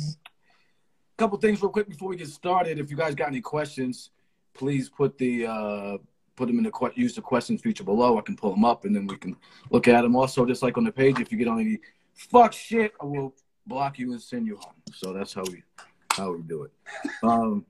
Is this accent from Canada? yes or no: no; United States; also born or lived in Los Angeles; I'm from the East Coast, man. I grew up an hour outside of New York City